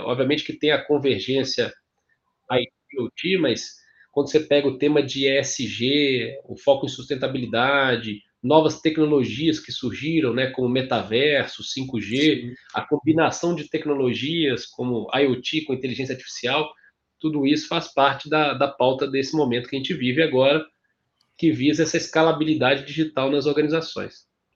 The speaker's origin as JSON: {"language": "Portuguese", "town": "Ouro Branco", "region": "Minas Gerais", "country": "Brazil", "tie": "born or raised there", "also_born_or_lived": "Governador Valadares / Belo Horizonte / São Paulo", "accent": "mineiro", "moved": "yes", "said": "nasci em Valadares, governador Valadares, fui, passei minha infância e adolescência em Ouro Branco"}